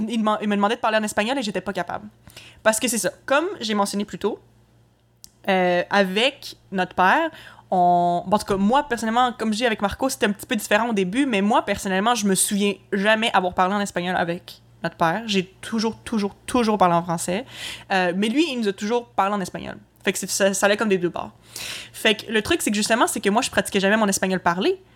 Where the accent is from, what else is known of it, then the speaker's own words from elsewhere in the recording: Quebec City, Quebec, Canada; je suis née à Québec j'ai grandi là